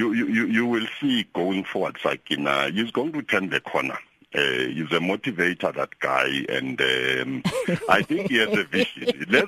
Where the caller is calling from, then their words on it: Middelburg, Mpumalanga, South Africa; Oh, no, I'm not Jonathan. … from Middleburg.